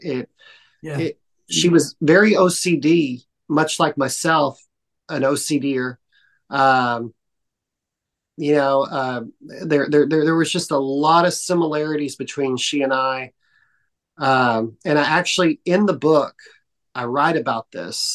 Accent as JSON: {"language": "English", "town": "Dallas", "region": "Texas", "country": "United States", "also_born_or_lived": "New York", "moved": "yes", "said": "I'm from Dallas"}